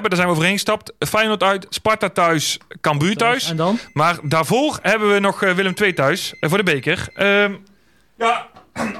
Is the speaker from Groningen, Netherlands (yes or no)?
no; North Brabant, Netherlands; ik blijf Brabander, hè?